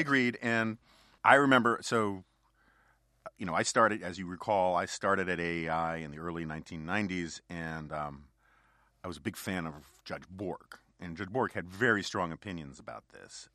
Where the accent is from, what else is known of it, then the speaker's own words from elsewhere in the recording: New York City, New York, United States; I grew up in New York City in the nineteen seventies